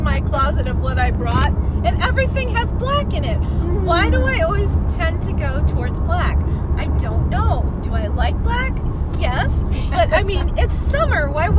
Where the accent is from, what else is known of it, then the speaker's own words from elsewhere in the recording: Ohio, United States; Hi, everyone. How are you doing? I am from Ohio